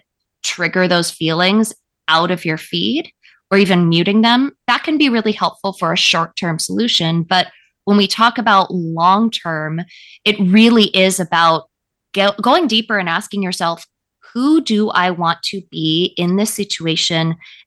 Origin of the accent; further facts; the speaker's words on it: Calabasas, California, United States; I grew up in Calabasas